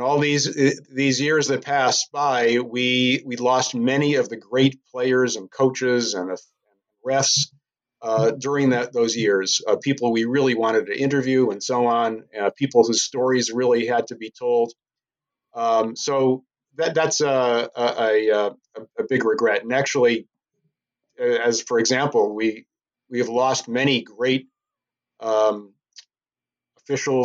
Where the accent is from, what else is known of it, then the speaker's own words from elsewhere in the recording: Scranton, Pennsylvania, United States; moved away as an adult; from Scranton, PA